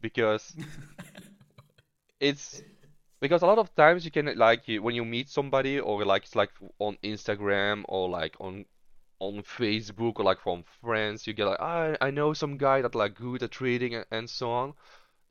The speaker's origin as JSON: {"language": "English", "country": "Belgium", "said": "I am from Belgium"}